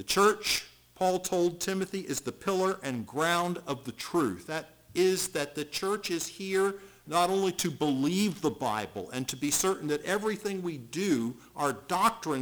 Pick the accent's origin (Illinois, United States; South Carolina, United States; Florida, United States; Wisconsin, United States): South Carolina, United States; Charleston; I grew up in Charleston, South Carolina, and so I learned at an early age what hurricanes were